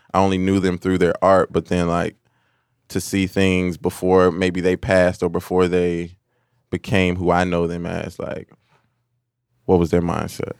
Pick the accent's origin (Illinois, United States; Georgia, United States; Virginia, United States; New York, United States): Illinois, United States; Hillside; also born or lived in Chicago, Illinois / Montgomery, Illinois; We moved further west to Hillside